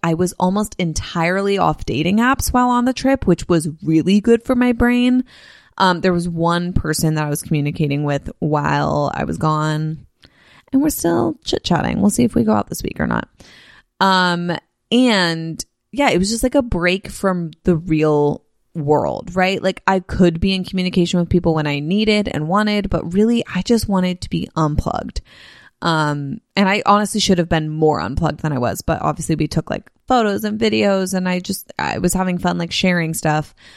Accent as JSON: {"language": "English", "region": "California", "country": "United States", "tie": "born or raised there", "also_born_or_lived": "Nashville, Tennessee", "said": "I grew up in California. I've lived in California for, uh, every year of my, for twenty-six years total of my life, 'cause I only lived in Tennessee and Nashville for four"}